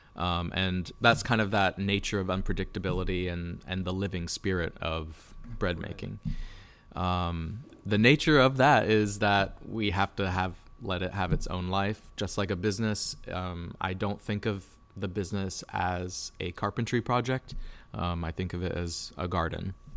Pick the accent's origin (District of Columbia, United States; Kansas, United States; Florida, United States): Florida, United States; Lakeland; moved away as an adult; also born or lived in New York City; I was born and raised in Lakeland.